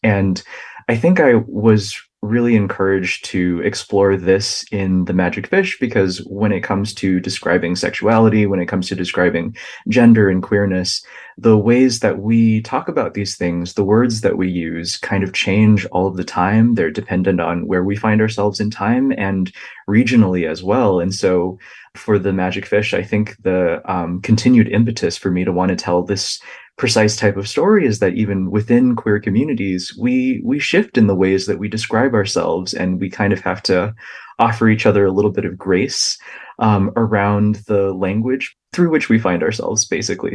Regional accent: United States; the experiences of my own family that I observed kind of growing up in the United States and learning English

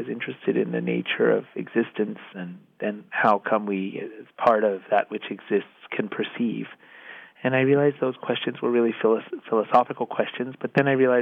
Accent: United States; I'm American

